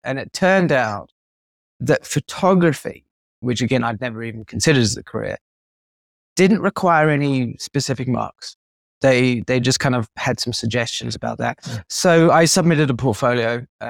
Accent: South Africa; also born or lived in United Kingdom; I was born in the UK, but we moved to South Africa.

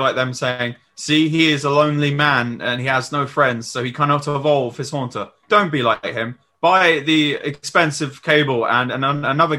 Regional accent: Scotland, United Kingdom; I'm Scottish.

